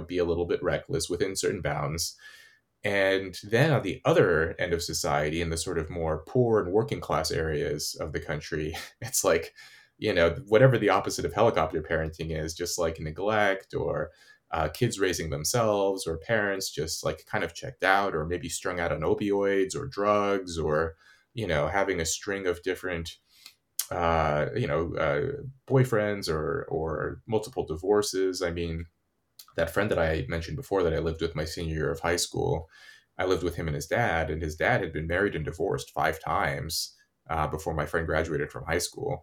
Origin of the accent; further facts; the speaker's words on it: California, United States; where I grew up in California